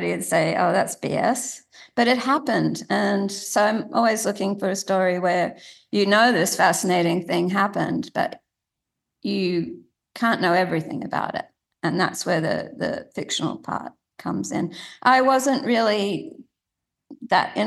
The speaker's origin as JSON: {"language": "English", "town": "Sydney", "region": "New South Wales", "country": "Australia", "tie": "born or raised there", "said": "when I was growing up in Sydney"}